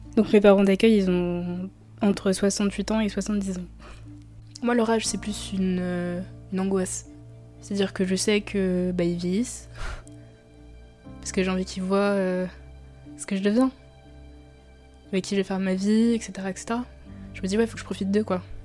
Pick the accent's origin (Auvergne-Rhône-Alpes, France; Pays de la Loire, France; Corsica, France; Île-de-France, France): Île-de-France, France; Colombes; j'ai grandi euh, à Colombes